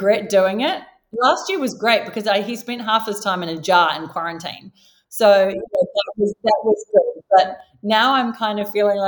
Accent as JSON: {"language": "English", "country": "New Zealand", "tie": "born or raised there", "moved": "as an adult", "lives_now": "Sydney, Australia", "said": "I was born and raised in New Zealand, if you haven't already gathered from the slight accent"}